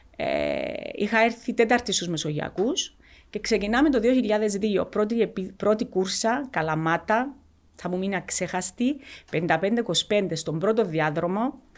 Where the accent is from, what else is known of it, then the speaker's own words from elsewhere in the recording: Xylotymbou, Larnaca District, Cyprus; also born or lived in Achna; στο χωριό, στη ξυλωτή που, που μέναμε, αν και είμαστε πρόσφυγες από την Άχνα